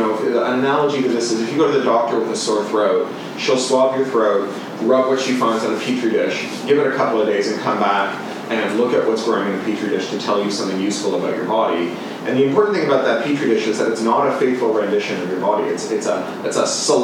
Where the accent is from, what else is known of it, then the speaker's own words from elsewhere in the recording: Canada; moved away; also born or lived in United Kingdom; As a Canadian who then lived in the UK